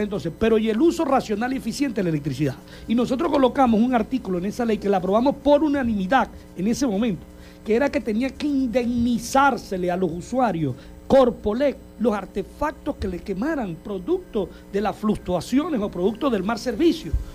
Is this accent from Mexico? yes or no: no; Zulia, Venezuela